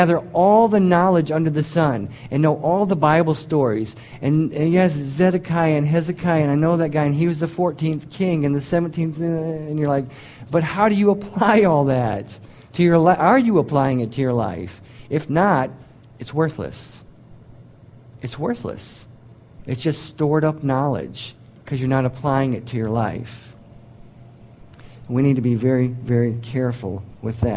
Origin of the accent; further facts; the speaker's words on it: United States; I'm an American